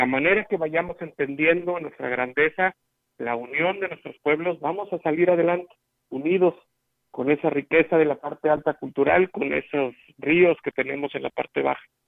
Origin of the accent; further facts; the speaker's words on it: Huichihuayán, San Luis Potosí, Mexico; en Huichihuayán, en mi pueblo